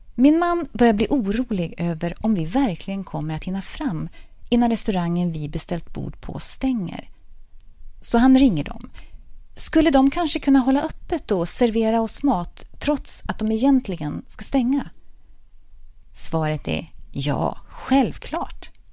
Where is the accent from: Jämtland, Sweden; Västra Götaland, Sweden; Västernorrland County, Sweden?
Västernorrland County, Sweden; Örnsköldsvik; moved away as an adult; also born or lived in Linköping; tre fantastiska gymnasieår på samhällsvetenskapliga linjen på Parkskolan i Örnsköldsvik